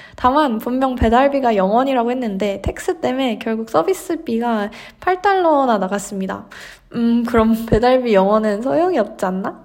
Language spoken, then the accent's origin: Korean; South Korea; moved away as an adult; now in California, United States; 제가 한국에서 왔다고